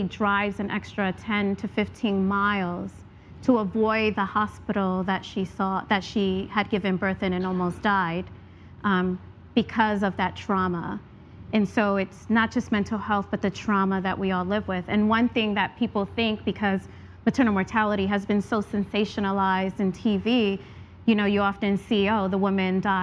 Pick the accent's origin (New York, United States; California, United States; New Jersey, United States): New York, United States; New York City; moved away; also born or lived in Atlanta; I grew up in the South Bronx